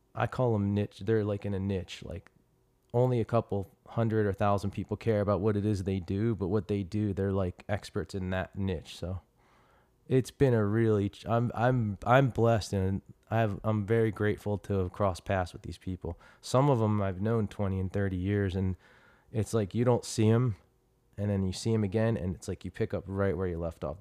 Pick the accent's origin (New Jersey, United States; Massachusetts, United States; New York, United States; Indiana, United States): New Jersey, United States; Trenton; now in Chandler, United States; I came from Trenton, New Jersey and, uh, you know, I came from, like, blue collar beginnings